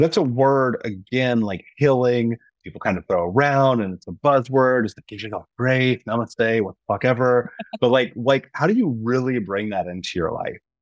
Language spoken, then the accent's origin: English; Midwest, United States; also born or lived in Indiana; growing up in the Midwest and being in Indiana at the time